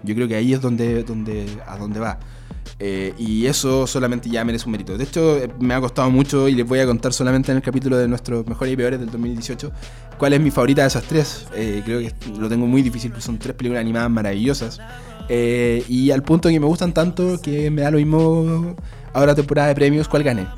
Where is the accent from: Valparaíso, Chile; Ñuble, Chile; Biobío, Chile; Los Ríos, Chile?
Biobío, Chile; Concepción; a Concepción, por ejemplo, de donde soy yo